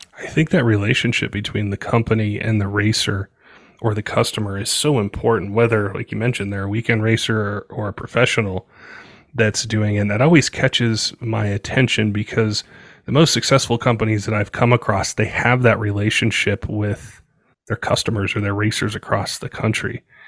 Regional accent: Colorado, United States; also born or lived in West Coast; I grew up in Colorado. um, and then lived on the West Coast for a little bit.

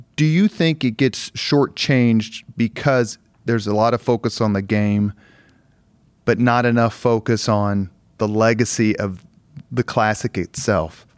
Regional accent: Indianapolis, Indiana, United States; growing up on the East Side

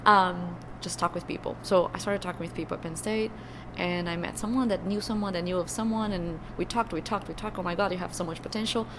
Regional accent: Brazil; first language Portuguese; English is a second language; moved away as an adult; now in United States

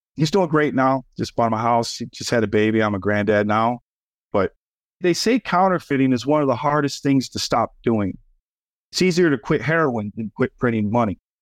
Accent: Schaumburg, Illinois, United States; also born or lived in Chicago, Illinois; we grew up in Schaumburg, which was a suburb outside of Chicago, middle class suburbia. And then to go from there to the south side of Chicago

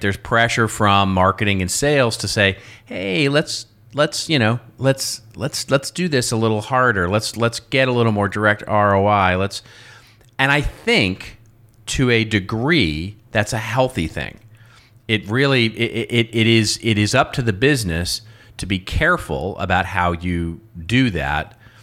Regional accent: United States; accent: American; my American accent

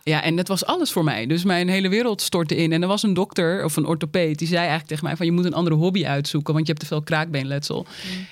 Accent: Uithoorn, North Holland, Netherlands; ik kom uit Uithoren

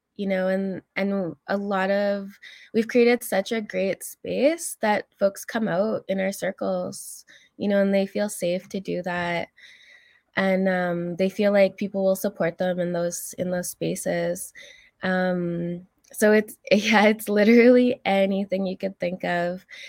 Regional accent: Alberta, Canada; moved away; also born or lived in Algonquin territory (Ottawa area); I'm originally from Alberta. My family comes from Fishing Lake Métis settlement.

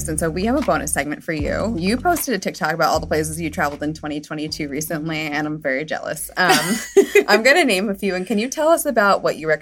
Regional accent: Colombia; I'm from Colombia.

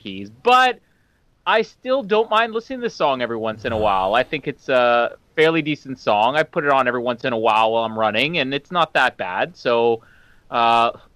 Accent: Canada; I'm Canadian

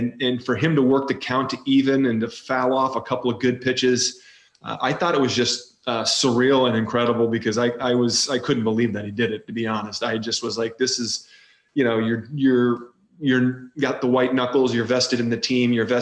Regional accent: Rochester, Michigan, United States; I grew up in Rochester, Michigan

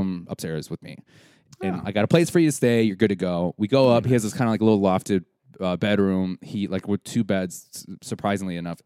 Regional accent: Wisconsin, United States; we're from Wisconsin

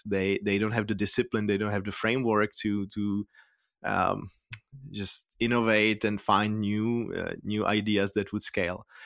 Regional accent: Prague, Czechia; moved away as an adult; now in San Francisco Bay Area, United States; I'm from Prague, the Czech Republic, born and raised there, but I've lived here in in San Francisco Bay Area for the past 13 years.

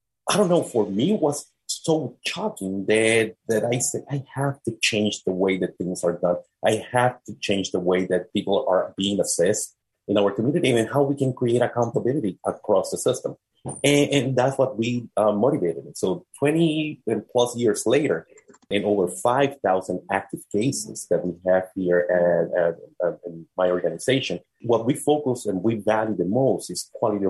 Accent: Puerto Rico; moved away as an adult; now in Philadelphia, United States; born and raised in Puerto Rico, came to the United States at the age of 22

